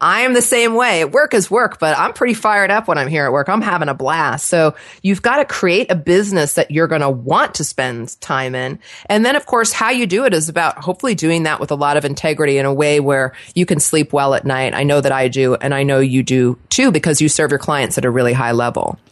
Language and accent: English; Los Angeles, California, United States; accent: Valley girl; moved away as an adult; also born or lived in New Jersey; now in Portland, United States; I was actually born in New Jersey, transplanted to Los Angeles, so I was raised in Southern California by two New Yorkers